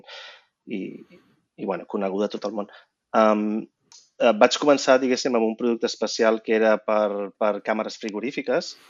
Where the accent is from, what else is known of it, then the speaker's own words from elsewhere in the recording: Vilassar de Dalt, Catalonia, Spain; moved away as an adult; also born or lived in Barcelona / United States; sóc de Barcelona i vaig créixer a Vilassar de Dalt.